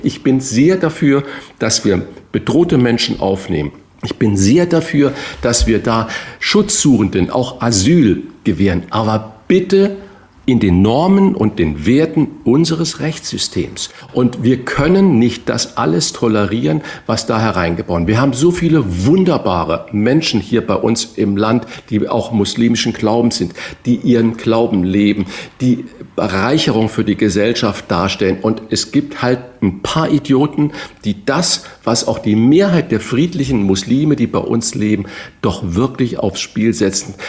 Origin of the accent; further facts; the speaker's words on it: Northern Germany, Germany; als Norddeutscher